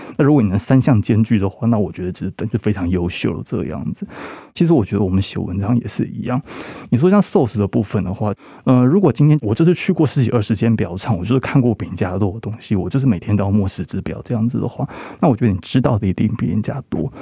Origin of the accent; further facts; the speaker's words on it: Taiwan; 我们台湾这边受得非常严肃的八股文教育